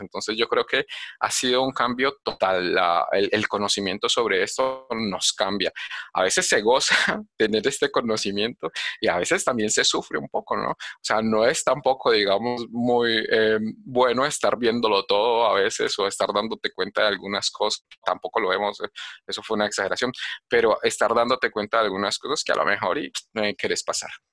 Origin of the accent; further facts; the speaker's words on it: Cali, Valle del Cauca, Colombia; moved away as an adult; now in Medellín, Colombia; yo nací en Cali y, y, me vine a vivir a Medellín